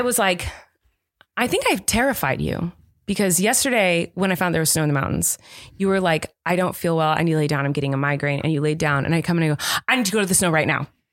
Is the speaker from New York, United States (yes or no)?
no; Southern California, United States; I grew up in Southern California